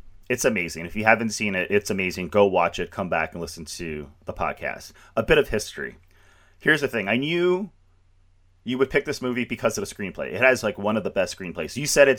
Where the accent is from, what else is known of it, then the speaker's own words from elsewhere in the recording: Canada; I'm Canadian